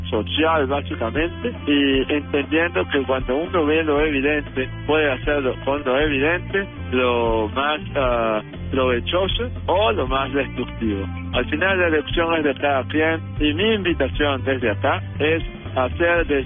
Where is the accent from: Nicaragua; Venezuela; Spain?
Venezuela; Caracas, Capital District; yo soy nacido en Caracas, Venezuela.